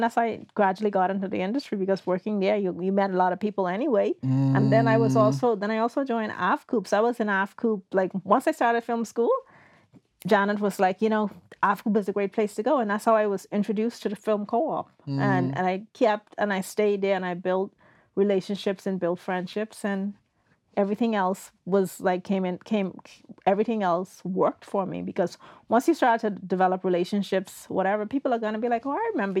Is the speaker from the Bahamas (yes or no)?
yes; Bahamas; moved away as an adult; also born or lived in Toronto, Canada / Nova Scotia, Canada; now in Canada; I moved from the Bahamas to Canada to attend film school because we don't have film schools in the Bahamas